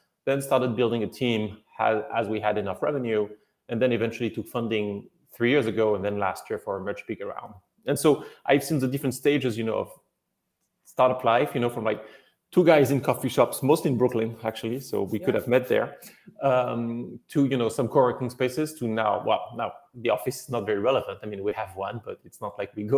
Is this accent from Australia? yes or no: no; France; moved away as an adult; also born or lived in China; now in United States; Originally from France